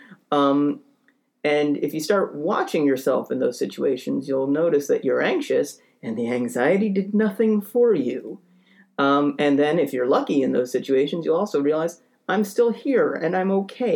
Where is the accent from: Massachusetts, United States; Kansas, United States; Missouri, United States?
Massachusetts, United States; Boston; I grew up in Boston